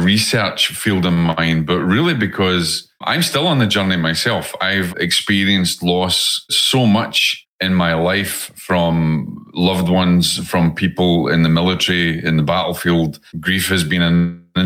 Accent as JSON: {"language": "English", "region": "Scotland", "country": "United Kingdom", "accent": "Scottish", "moved": "yes", "said": "my Scottish accent"}